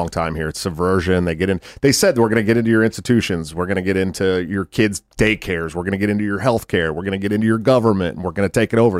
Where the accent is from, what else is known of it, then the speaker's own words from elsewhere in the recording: Oakland, California, United States; moved away as an adult; also born or lived in San Francisco; now in Iowa, United States; I grew up in Oakland, right across the bridge.